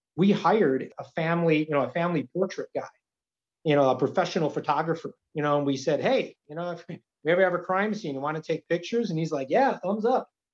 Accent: Milwaukee, Wisconsin, United States; now in Green Bay, United States; I'm a transplant from Milwaukee, so I didn't grow up in in Green Bay

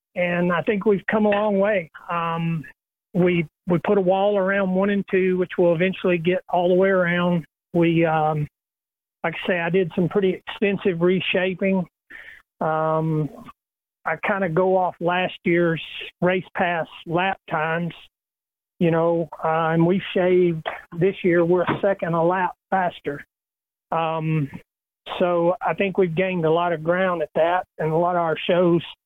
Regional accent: Little Rock, Arkansas, United States; growing up in Little Rock and knowing the Clay family my whole life

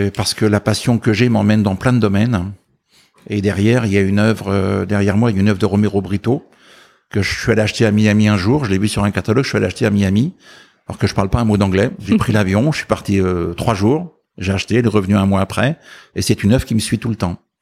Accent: Ardennes, Grand Est, France; je suis issu du, monde agricole à la frontière belge, donc dans les Ardennes.

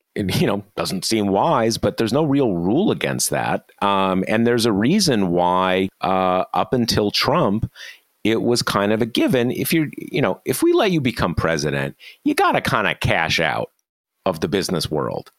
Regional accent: Missouri, United States; Missouri, my home state.

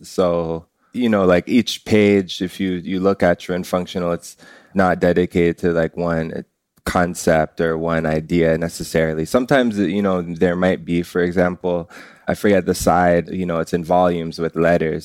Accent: Canada; I'm first generation Canadian. It's, like, my parents come from Jamaica

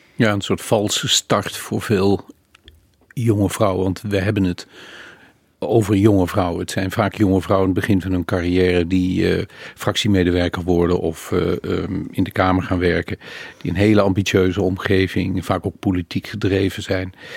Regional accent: Maastricht, Limburg, Netherlands; Ik kom uit Maastricht, dat hoor je wel.

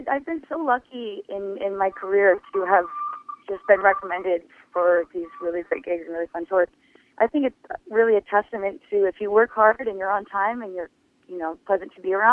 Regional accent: Los Angeles, California, United States; I got to play in my hometown to uh, the show off my dreams at the Hollywood Bowl

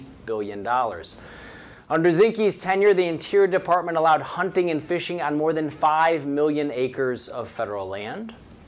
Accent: Missouri, United States; I'm from Missouri.

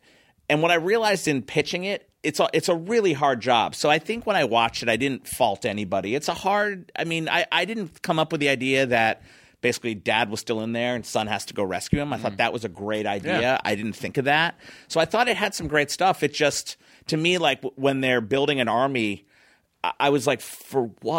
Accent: Philadelphia, Pennsylvania, United States; I was from Philly.

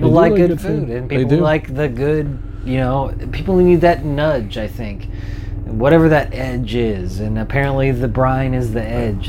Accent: Georgetown, California, United States; also born or lived in Sacramento, California; the only reason why we moved back up to Georgetown

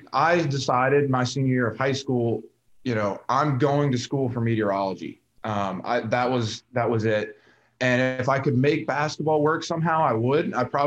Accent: New Orleans area, Louisiana, United States; I'm from the New Orleans area. So not exactly New Orleans, but just north of the lake.

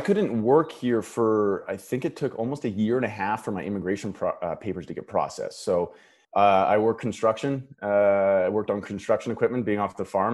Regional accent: Paradise Hill, Saskatchewan, Canada; moved away as an adult; now in Los Angeles, United States; I grew up in a really small um, farming community. Um, my hometown has 500 people in it

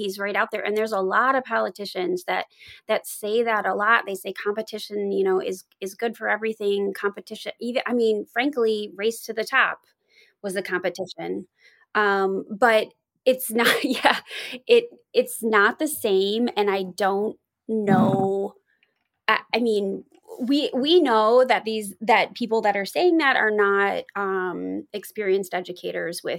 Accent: Northern Michigan, United States; now in Chicago, United States; I'm from Northern Michigan

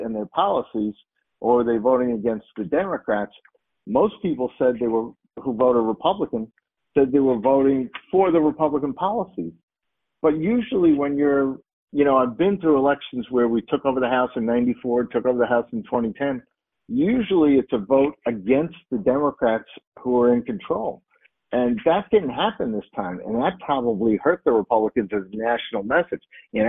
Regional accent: New York, United States; In my home state of New York

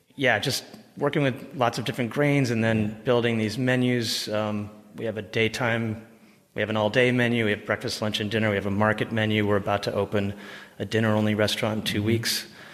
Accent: Texas, United States; now in San Francisco, United States; You know, I grew up in Texas. I've been in San Francisco since the mid '90s. So I've been in California for quite a while.

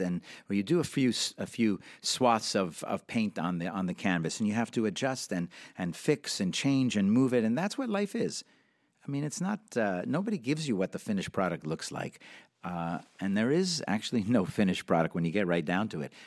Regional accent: Montreal, Quebec, Canada; I grew up in Canada, in Montreal

